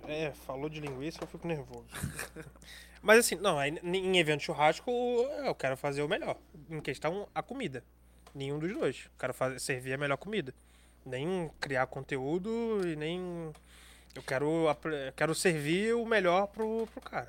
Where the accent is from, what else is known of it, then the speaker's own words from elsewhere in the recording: Brazil; eu sou brasileiro